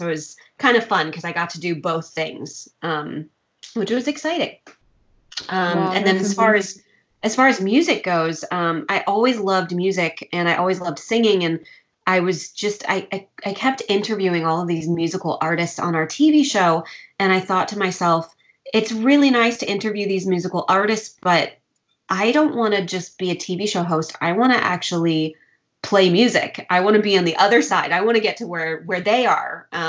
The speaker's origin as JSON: {"language": "English", "region": "Virginia", "country": "United States", "tie": "born or raised there", "also_born_or_lived": "Tokyo, Japan", "moved": "as an adult", "lives_now": "Los Angeles, United States", "said": "and I'm originally from Virginia. But I grew up between Tokyo and Virginia, and then I moved to Los Angeles, and that's where I live now full time."}